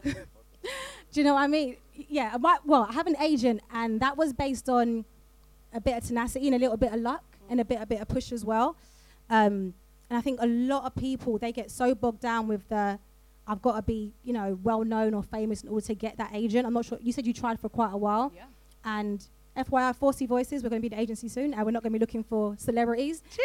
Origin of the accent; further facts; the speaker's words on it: London, United Kingdom; I'm from South London, like I don't pronounce my T's